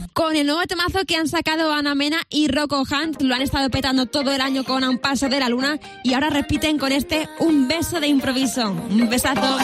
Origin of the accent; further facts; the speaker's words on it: Madrid, Community of Madrid, Spain; Mis padres nacieron en ciudad, yo nací en Madrid